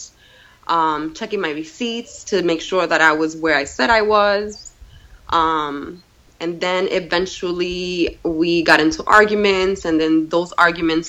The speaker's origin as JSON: {"language": "English", "town": "New York City", "region": "New York", "country": "United States", "tie": "born or raised there", "also_born_or_lived": "Puerto Rico", "lives_now": "Brewster, New York, United States", "said": "When I was 9 years old, and I grew up in the Bronx"}